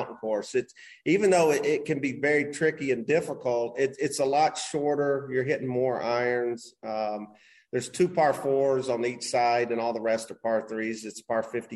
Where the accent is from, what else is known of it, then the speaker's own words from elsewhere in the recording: Knoxville, Tennessee, United States; moved away as an adult; also born or lived in Hilton Head, South Carolina / West Palm Beach, Florida / Houston, Texas; now in Incline Village, United States; I grew up in Tennessee, Knoxville, Tennessee.